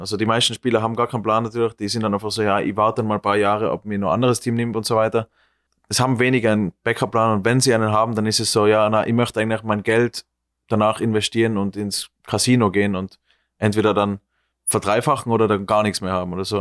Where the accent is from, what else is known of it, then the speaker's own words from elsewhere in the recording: Austria; moved away as an adult; now in New York, United States; als Österreicher